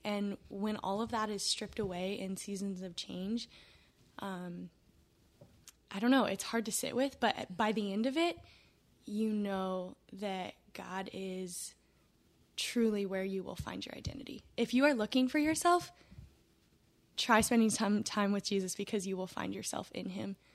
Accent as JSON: {"language": "English", "region": "West Coast", "country": "United States", "moved": "as an adult", "lives_now": "Tennessee, United States", "said": "I'm from the West Coast, um, and now I'm in Tennessee."}